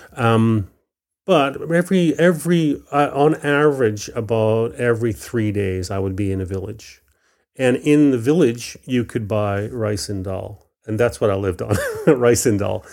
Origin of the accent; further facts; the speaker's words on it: Vancouver Island, British Columbia, Canada; also born or lived in Belfast, Northern Ireland; I was very fortunate to grow up on Vancouver Island